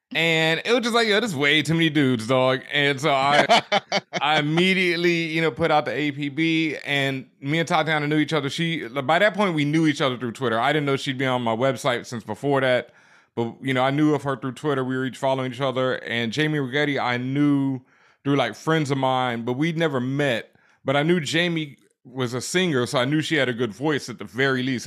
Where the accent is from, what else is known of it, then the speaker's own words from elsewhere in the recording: Houston, Texas, United States; moved away as an adult; also born or lived in Cheyenne, Wyoming / Washington, District of Columbia, United States / Los Angeles; now in Brooklyn, United States; I'm originally from Houston, Texas, Third Ward, South ah, Side.